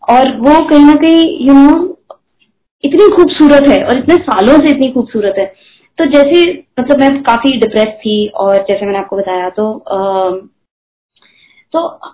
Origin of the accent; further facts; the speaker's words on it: Delhi, India; now in Mumbai, India; मैं दिल्ली में पली बड़ी हूँ